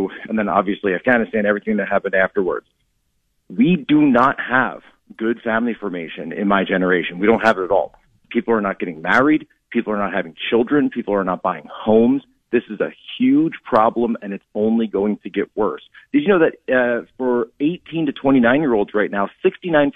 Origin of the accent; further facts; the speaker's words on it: Philadelphia, Pennsylvania, United States; moved away; from Pennsylvania originally, the Philadelphia area